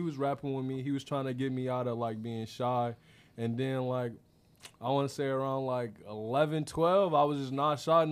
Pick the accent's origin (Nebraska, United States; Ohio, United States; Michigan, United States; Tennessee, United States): Michigan, United States; Inkster; also born or lived in Flat Rock, Michigan / Metro Detroit / Indiana; I grew up in Inkster, Michigan. I'm from the Lamone Gardens out there